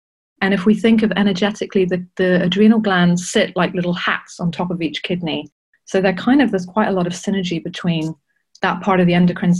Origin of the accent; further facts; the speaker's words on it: Johannesburg, Gauteng, South Africa; also born or lived in Saudi Arabia; I grew up, I was born in South Africa, in Johannesburg. So Southern Africa is part of me.